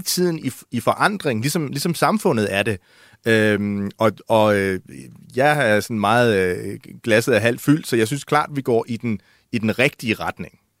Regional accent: Odense, Southern Denmark, Denmark; i Odense, hvor jeg er fra

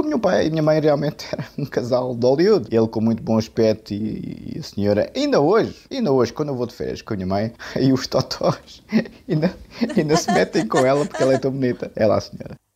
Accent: Portugal; eu sou português de gema

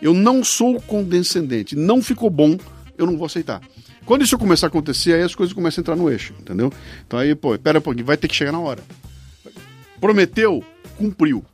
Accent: Brazil; eu como brasileiro

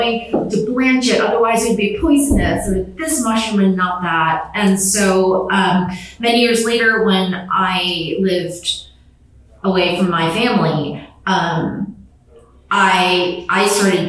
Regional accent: Chicago, Illinois, United States; I grew up in the Chicagoland area

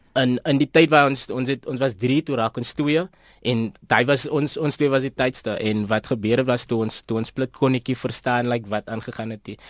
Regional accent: Port Elizabeth, Eastern Cape, South Africa; ek is van PE, uh, Port Elizabeth, Bloemendal

